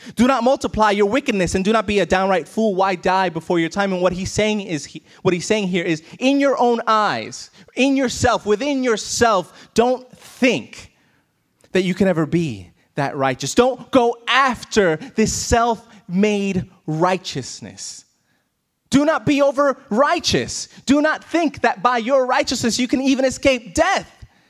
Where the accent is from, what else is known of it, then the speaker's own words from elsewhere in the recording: New York, United States; moved away as an adult; so depressed by not being in my hometown